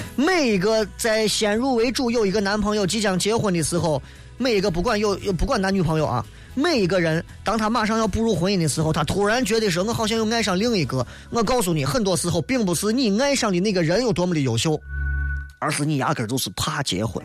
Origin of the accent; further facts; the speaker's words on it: Shaanxi, China; 我们陕西人一说草草的啊。